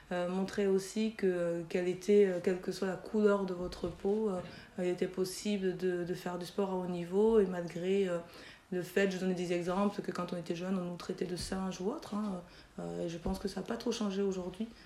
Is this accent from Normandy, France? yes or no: no; Toulouse, Occitania, France; also born or lived in Chad / Belgium; aujourd'hui j'ai 41 ans. Euh, je suis originaire du Tchad. Mes parents ont immigré euh, l'année de ma naissance, en, dans les années 78. ils ont immigré au Mirail, donc au quartier de la Rennerie.